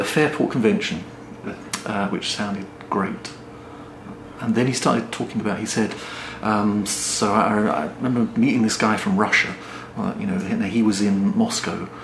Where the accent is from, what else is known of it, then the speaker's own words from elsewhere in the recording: Gillingham, South East England, United Kingdom; I grew up in Gillingham in the Medway towns in England